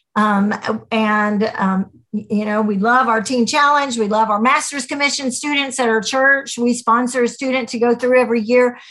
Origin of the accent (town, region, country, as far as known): United States